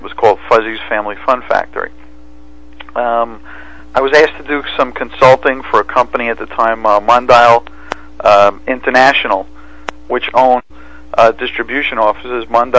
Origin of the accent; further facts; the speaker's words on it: New York City, New York, United States; accent: Brooklyn; moved away as an adult; now in New Jersey, United States; my accent gives away my Brooklyn, New York background.